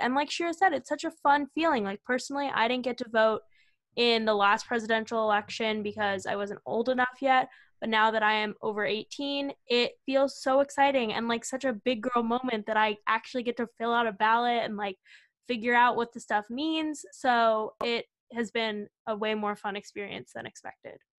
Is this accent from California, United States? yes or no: yes; California, United States; moved away as an adult; now in Madison, United States; we are both from California